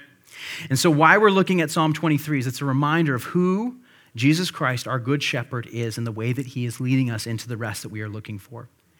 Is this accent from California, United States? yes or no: no; Illinois, United States; I grew up near Chicago, used to live near Chicago, and we would make occasional day trips down there.